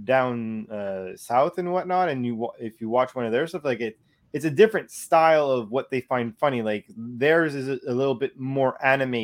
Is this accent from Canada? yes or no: yes; Canada; we're Canadian.